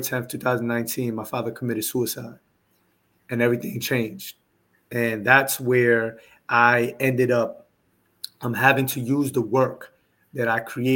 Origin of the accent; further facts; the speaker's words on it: New York City, New York, United States; moved away as an adult; now in Houston, United States; when I moved to Houston, Texas, where I currently reside, I'm from New York City.